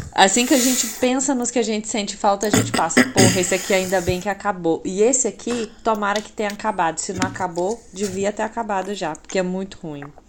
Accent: Ibiá, Minas Gerais, Brazil; now in Uberlândia, Brazil; eu sou de Ibiá, que é uma cidade aqui de Minas, próxima, que tem 20 mil habitantes

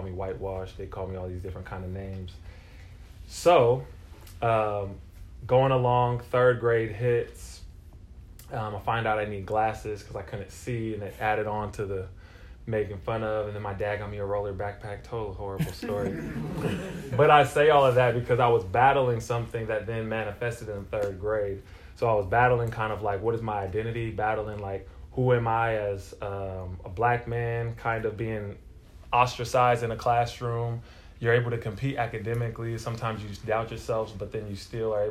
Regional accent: Modesto, California, United States; also born or lived in Bay Area, California / Del Paso Heights, Sacramento, California; I was born 1989, and I was raised in Modesto, California

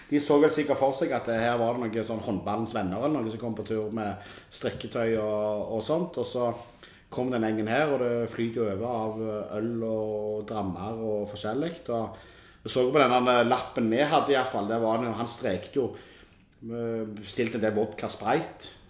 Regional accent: Norway; Det dummeste er jo at de spør jo gjerne hvor er du fra. Så er vi dumme som sier vi er nordmenn.

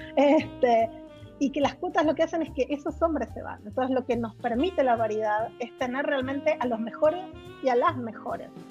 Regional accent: Argentina; moved away as an adult; also born or lived in United States; now in Chile; yo soy argentina de origen

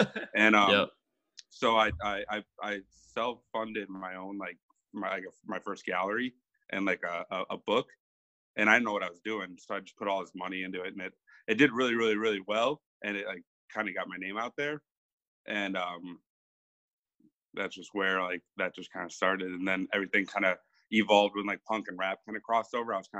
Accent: Minneapolis, Minnesota, United States; I'm a photographer from Minneapolis, Minnesota

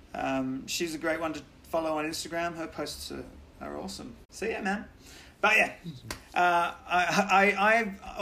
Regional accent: Australia; I'm from Australia.

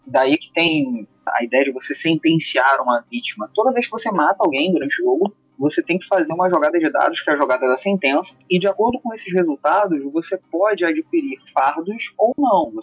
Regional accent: Rio de Janeiro, Brazil; accent: carioca periférico; um sotaque carioca periférico

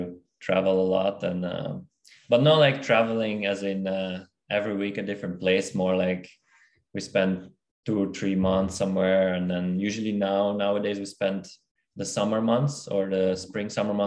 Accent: Belgium; moved away as an adult; also born or lived in Kazakhstan / Denmark; now in Australia; because I was born in Kazakhstan, and then I moved to Belgium a very early age, like at eight when I was 8, and then I lived in briefly in Denmark when I was studying there, and then after graduated and lived in Belgium for 6 years, I moved to Australia.

